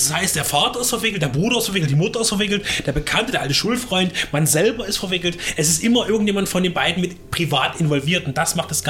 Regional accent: Dresden, Saxony, Germany; als Dresdner, zumindest als sächsisches Original, kann man ja sagen

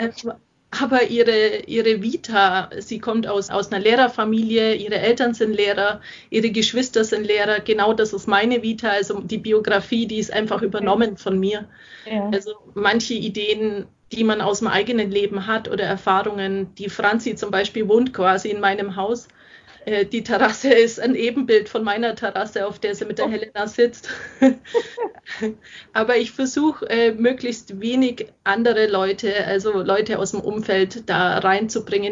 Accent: Augsburg, Bavaria, Germany; meine Heimatstadt schreiben, über Augsburg.

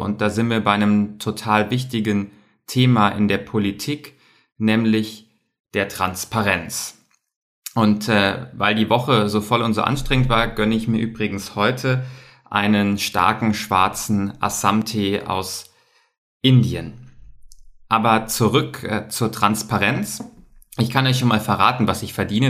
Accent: Bavaria, Germany; Bei uns in Bayern

